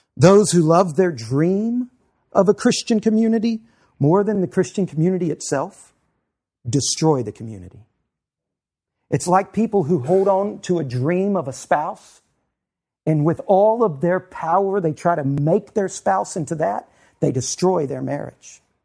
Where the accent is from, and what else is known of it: United States